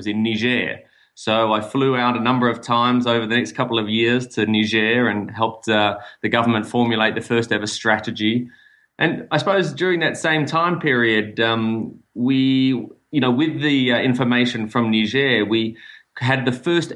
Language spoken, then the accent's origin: English; Melbourne, Victoria, Australia; moved away as an adult; also born or lived in Sydney, Australia; now in Namibia; I'm from Melbourne, Australia originally